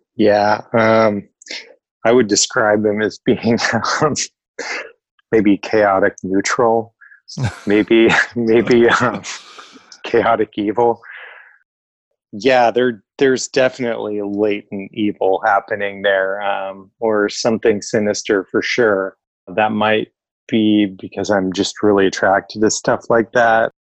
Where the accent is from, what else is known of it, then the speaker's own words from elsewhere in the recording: Oregon, United States; Most of my family is from Arizona, but I grew up in Oregon